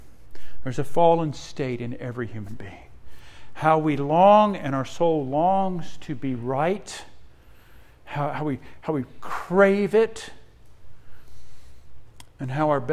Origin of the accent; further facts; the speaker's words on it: Australia; also born or lived in Netherlands (ancestry); now in United States; I was born in Australia, came to the U.S. in 1973